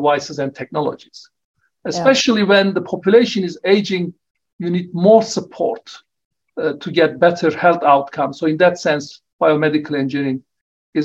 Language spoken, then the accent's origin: English; Turkey; moved away as an adult; also born or lived in Oxford, United Kingdom; now in Wollongong, Australia; I returned to my home country of Turkey in 1994, and I worked there for 7.5 years